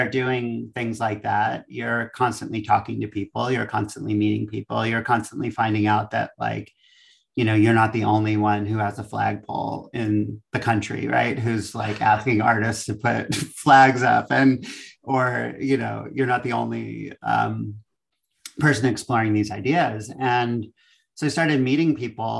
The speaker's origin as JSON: {"language": "English", "area": "Long Island", "region": "New York", "country": "United States", "moved": "as an adult", "lives_now": "Los Angeles, United States", "said": "I'm from Long Island originally"}